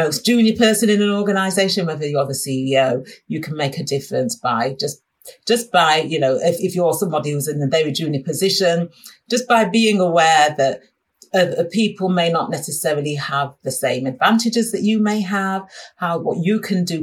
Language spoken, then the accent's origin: English; Sheffield, Yorkshire and the Humber, United Kingdom; moved away; I'm originally from Sheffield and most of my family is still in Sheffield